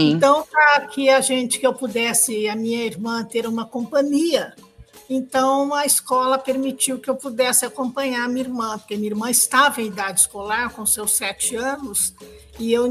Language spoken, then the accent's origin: Portuguese; Franca, São Paulo, Brazil; Na verdade, eu nasci em Franca, São Paulo. É, eu fiz toda a minha educação escolar em Franca